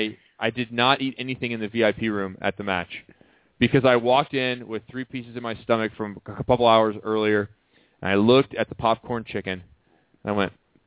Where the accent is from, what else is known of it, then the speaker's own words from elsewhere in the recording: Naperville, Illinois, United States; my hometown in Naperville.